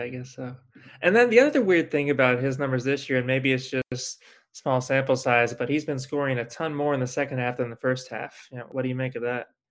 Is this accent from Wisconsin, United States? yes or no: no; Winfield, Kansas, United States; I grew up in the Wichita area in Winfield, Kansas, and reading the Wichita Eagle.